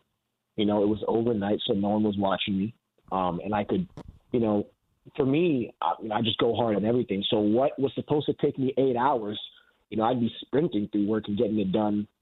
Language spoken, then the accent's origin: English; Canada; being a Canadian